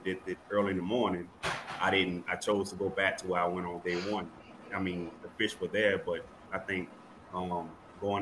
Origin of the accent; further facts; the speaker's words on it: Thibodaux, Louisiana, United States; from Thibodaux, Louisiana